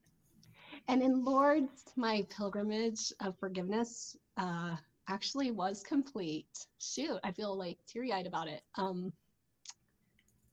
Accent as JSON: {"language": "English", "country": "United States", "said": "As an American"}